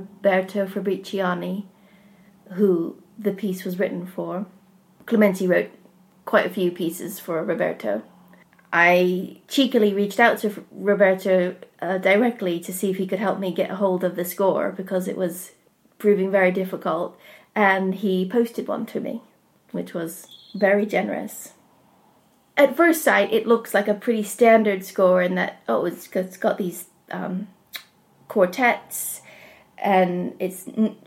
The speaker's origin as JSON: {"language": "English", "country": "United States", "tie": "born or raised there", "also_born_or_lived": "Appleton, Wisconsin, United States / southern Ohio, United States / Manchester, United Kingdom", "moved": "yes", "lives_now": "Rossendale Valley, United Kingdom", "said": "I grew up partly in Appleton, Wisconsin, and then in southern Ohio"}